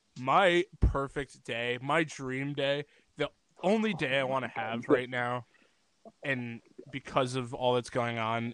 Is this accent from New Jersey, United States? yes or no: no; Connecticut, United States; I was born in Connecticut